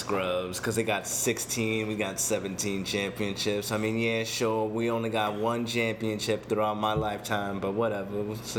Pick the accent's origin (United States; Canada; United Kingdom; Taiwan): United States; Boston, Massachusetts; also born or lived in New Orleans; now in San Diego, United States; Originally, I'm from Boston, Massachusetts. I'm born in New Orleans. I was a military brat.